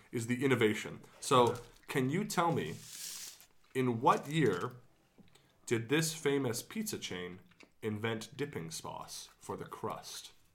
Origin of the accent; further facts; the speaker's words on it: Canada; my hometown, Canada